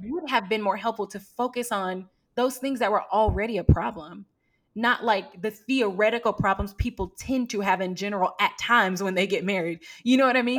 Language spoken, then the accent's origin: English; Houston, Texas, United States; also born or lived in Atlanta / Southeast Asia; I was born and raised in Houston, and I moved away from Houston when I went to college in Atlanta